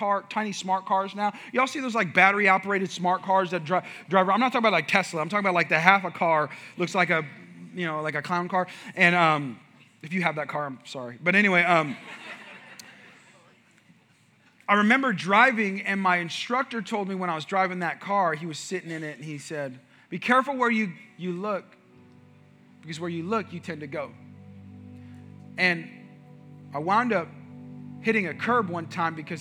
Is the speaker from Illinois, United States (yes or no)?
no; New Mexico, United States; I grew up in New Mexico